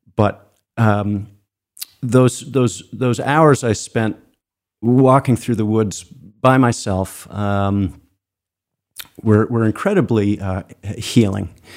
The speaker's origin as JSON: {"language": "English", "town": "Cape Elizabeth", "region": "Maine", "country": "United States", "tie": "born or raised there", "said": "I was born in Maine and, and, and, and grew up um, not far from where the studio is, uh, in, in Cape Elizabeth."}